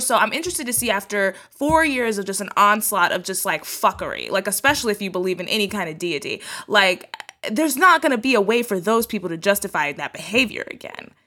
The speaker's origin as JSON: {"language": "English", "region": "Texas", "country": "United States", "said": "I'm from Texas, so I grew up speaking Spanish that I learned from people from Mexico."}